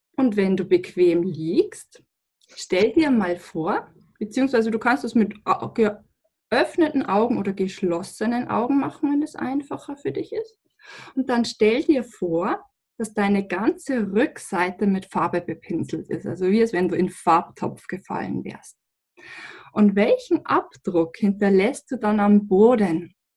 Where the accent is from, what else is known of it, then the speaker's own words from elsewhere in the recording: Lower Bavaria, Germany; ich komme aus Niederbayern